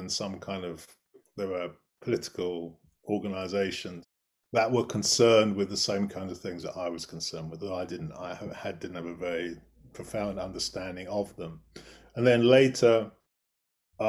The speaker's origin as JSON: {"language": "English", "country": "United Kingdom", "tie": "born or raised there", "said": "I grew up actually not very far from London, but far enough from London to be in the middle of nowhere, as it were."}